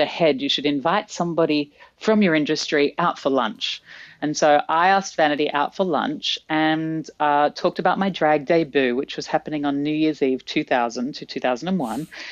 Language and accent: English; Australia; accent: Australian; my Australian accent